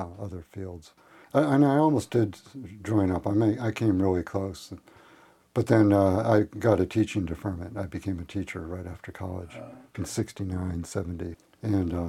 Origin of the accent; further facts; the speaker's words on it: Western Massachusetts, United States; moved away as an adult; also born or lived in Springfield, Massachusetts / Holyoke, Massachusetts / Amherst, Massachusetts; now in Port Townsend, United States; I grew up in Western Massachusetts, Springfield, and then Holyoke, and then Amherst. So I spent all the first probably 25 years of my life was in that area